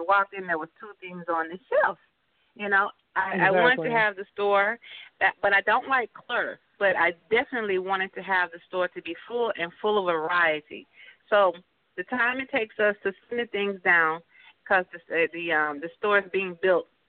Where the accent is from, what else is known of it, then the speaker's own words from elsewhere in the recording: Birmingham, Alabama, United States; moved away as an adult; also born or lived in Griffin, Georgia; now in Stockbridge, United States; I'm from Birmingham, Alabama.